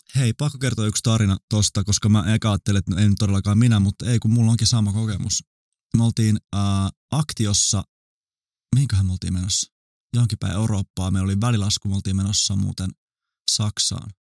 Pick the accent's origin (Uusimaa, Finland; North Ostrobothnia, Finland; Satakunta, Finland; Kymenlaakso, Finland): Uusimaa, Finland; Vantaa; mä oon syntynyt Vantaalla